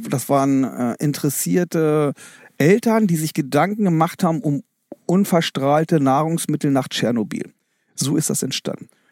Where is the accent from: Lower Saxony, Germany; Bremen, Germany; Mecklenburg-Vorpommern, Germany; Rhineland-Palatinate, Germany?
Lower Saxony, Germany; Osterode am Harz district; moved away; ich bin, bin aufgewachsen im Landkreis Osterode Harz, am Harz und komme somit auch aus einer Fleischerfamilie